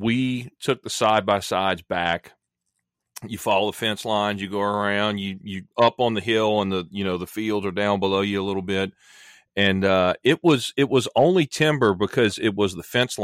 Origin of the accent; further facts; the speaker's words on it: Louisiana, United States; Louisiana, my home state